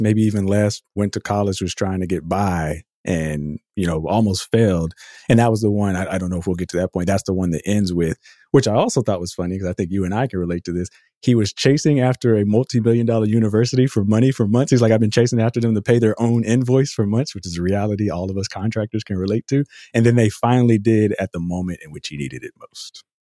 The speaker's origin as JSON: {"language": "English", "town": "Austin", "region": "Texas", "country": "United States", "said": "I'm from Austin"}